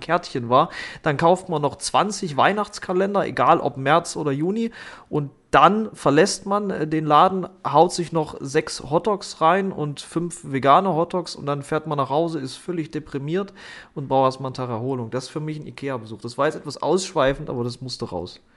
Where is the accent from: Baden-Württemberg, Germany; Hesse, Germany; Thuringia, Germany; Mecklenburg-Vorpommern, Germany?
Thuringia, Germany; als Thüringer